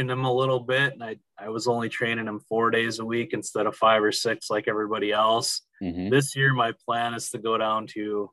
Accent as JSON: {"language": "English", "country": "United States", "tie": "born or raised there", "accent": "Canadian", "moved": "yes", "lives_now": "Wisconsin, United States", "said": "I grew up on the Canadian border. Okay. So I like to joke that I speak fluent Canadian."}